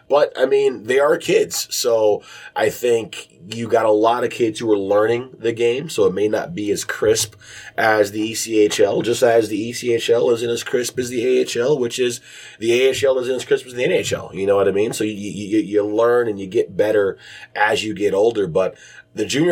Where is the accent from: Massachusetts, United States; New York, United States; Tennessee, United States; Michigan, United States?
Michigan, United States; Detroit; moved away as an adult; also born or lived in Bowling Green, Ohio / Chicago / Youngstown; now in Cincinnati, United States; growing up in Detroit, I mean, we are a hockey town